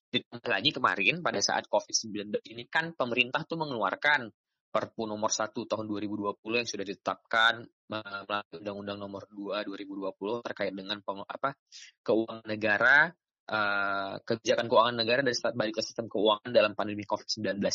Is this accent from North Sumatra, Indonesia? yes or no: yes; Binjai, North Sumatra, Indonesia; Asal saya dari Medan. Binjai tepatnya di Sumatera Utara.